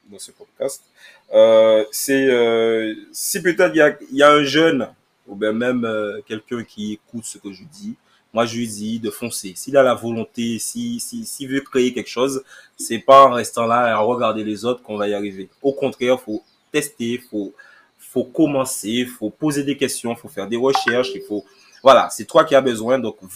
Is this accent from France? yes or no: yes; Guadeloupe, France; moi, en tant que Guadeloupéen, je vois pas pourquoi on dénigre les haïtiens.